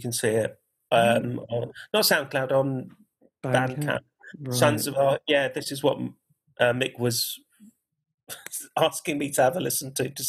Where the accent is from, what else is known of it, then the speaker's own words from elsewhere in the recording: Gibraltar; My take on it was like, I'm from Gibraltar. So when I kind of was a kid, I used to go there a lot. And you could hear Spanish radio, English radio, Moroccan radio just by doing that.